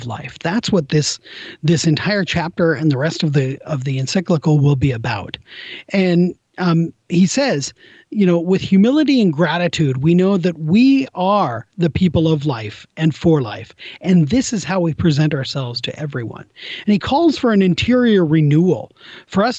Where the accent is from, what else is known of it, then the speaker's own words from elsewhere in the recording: Des Moines, Washington, United States; used to fill in on Sundays at my parish growing up in Des Moines, Washington.